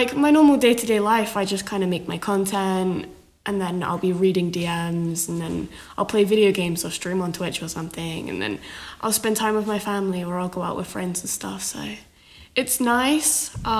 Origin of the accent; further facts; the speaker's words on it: United Kingdom; now in Canada; because I'm British in Canada